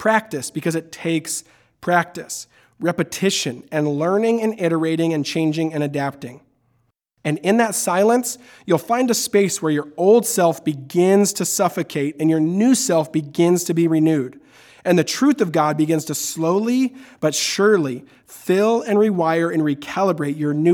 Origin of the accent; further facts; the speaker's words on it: Tacoma, Washington, United States; I grew up in Tacoma, Washington